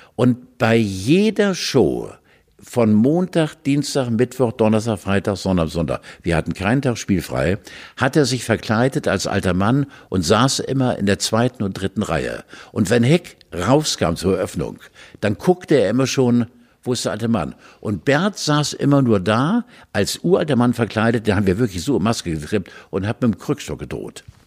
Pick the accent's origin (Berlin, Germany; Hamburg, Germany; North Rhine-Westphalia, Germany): Hamburg, Germany; bei uns in Hamburg